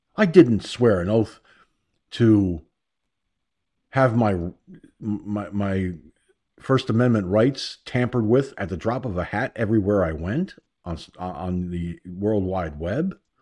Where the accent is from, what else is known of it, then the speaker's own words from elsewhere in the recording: United States; I'm an American. I was born in America, raised in America, educated in America